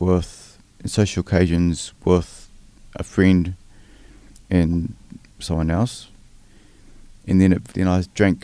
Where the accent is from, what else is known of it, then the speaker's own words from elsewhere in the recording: Wellington, New Zealand; moved away as an adult; also born or lived in Porirua; now in Christchurch, New Zealand; I'm a Wellingtonian. So I grew up in Wellington. I lived there till I was about 37. And then I moved down to Christchurch.